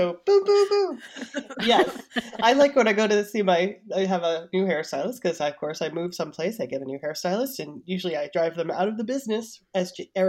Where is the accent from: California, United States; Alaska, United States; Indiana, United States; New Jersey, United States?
New Jersey, United States; I'm like, I'm from New Jersey.